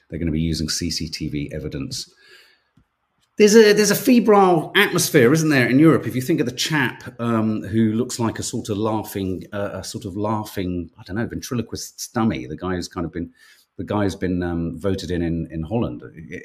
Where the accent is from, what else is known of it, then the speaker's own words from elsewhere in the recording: Dublin, Leinster, Ireland; I'm from Dublin. Shocking what happened last night.